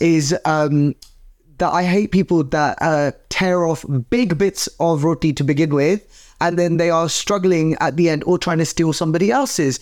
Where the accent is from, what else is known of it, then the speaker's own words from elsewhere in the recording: United Kingdom; we as British Asians